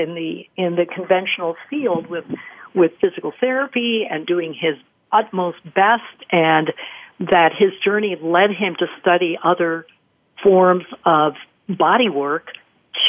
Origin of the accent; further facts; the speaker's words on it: Costa Rica; I was an elite athlete growing up in Costa Rica